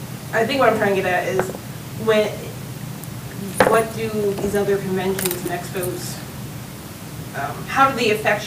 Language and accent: English; East Coast, United States; I'm from the East Coast